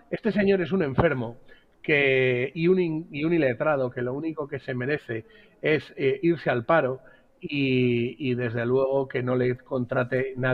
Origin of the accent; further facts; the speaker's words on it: Spain; en algún momento o en algún periodo puede ser motivo de acomplejar a uno como español.